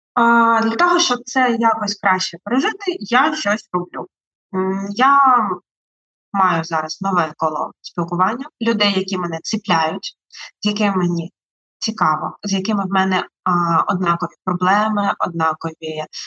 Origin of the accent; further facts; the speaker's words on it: Melitopol, Zaporizhzhia Oblast, Ukraine; moved away as an adult; now in Kyiv, Ukraine; Мелітополь це моє рідне місто